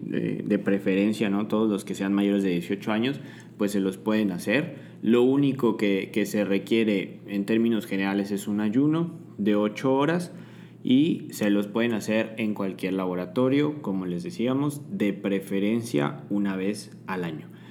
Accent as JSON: {"language": "Spanish", "country": "Mexico", "said": "todos nosotros como mexicanos eh, que tenemos ciertas características eh, poblacionales"}